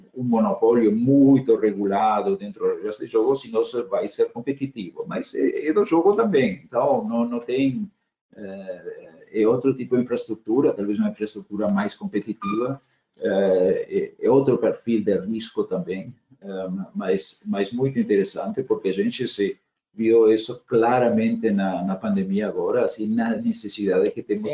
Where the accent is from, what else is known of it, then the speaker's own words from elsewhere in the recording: Argentina; Portuguese is a second language; moved away as an adult; also born or lived in Germany; now in Brazil; eu sou eu sou nascido argentina de cidadania alemã, assim, tenho dupla cidadania, família alemã